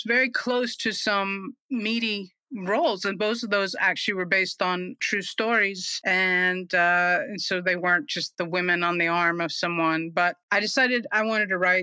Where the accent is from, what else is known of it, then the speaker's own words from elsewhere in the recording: New York City, New York, United States; moved away; also born or lived in Smoky Mountains; I'm originally from the Smoky Mountains, but that was so long ago. I feel like I really did most of my growing up in New York City. So I'm a New Yorker, really, in my heart and soul.